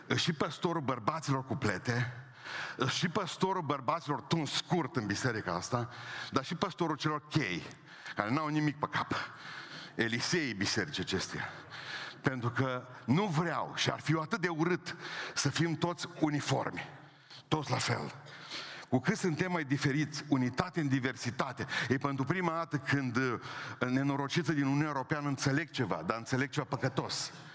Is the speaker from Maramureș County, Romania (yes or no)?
no; Oradea, Bihor County, Romania; sunt din Oradea.